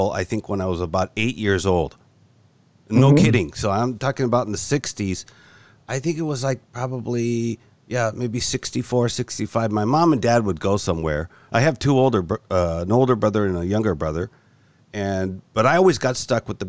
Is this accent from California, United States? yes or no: yes; California, United States; moved away as an adult; now in Tokyo, Japan; I was born in California. Moved back to California, I think in the 1970 or so